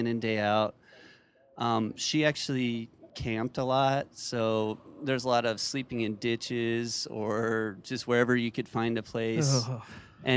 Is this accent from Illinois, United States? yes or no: no; Wyoming, United States; now in Spokane, United States; Not so much in Spokane, but I grew up in Wyoming, so mostly back there